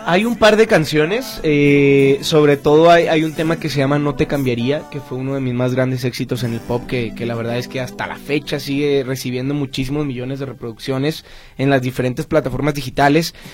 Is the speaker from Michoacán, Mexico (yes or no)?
no; Guadalajara, Jalisco, Mexico; yo soy de Guadalajara